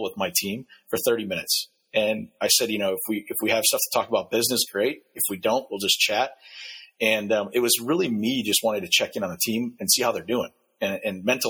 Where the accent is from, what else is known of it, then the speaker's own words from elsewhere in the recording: Wisconsin, United States; I'm from Wisconsin